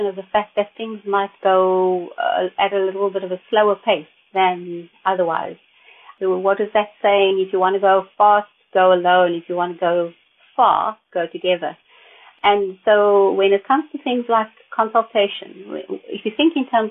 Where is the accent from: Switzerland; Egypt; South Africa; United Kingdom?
South Africa; speaking as a South African